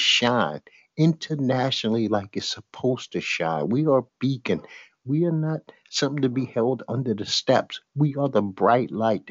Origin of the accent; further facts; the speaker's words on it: New York City, New York, United States; I'm from Bed-Stuy, Brooklyn. I grew up with the Jump Out Boys